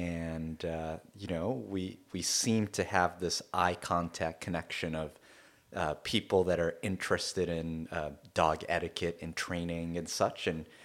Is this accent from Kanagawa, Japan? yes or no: no; Kobe, Hyogo, Japan; So I'm originally from Kobe, Japan. Kobe is an interesting place.